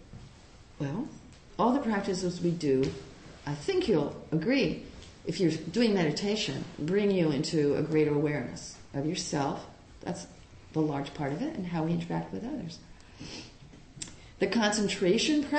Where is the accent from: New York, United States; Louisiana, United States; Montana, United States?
New York, United States; Long Island; also born or lived in Puerto Rico / Hawaii; now in San Francisco, United States; grew up on Long Island.